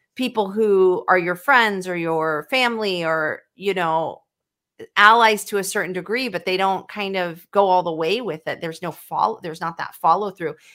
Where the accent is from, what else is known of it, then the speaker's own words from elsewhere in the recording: Sacramento, California, United States; I was brought up in Sacramento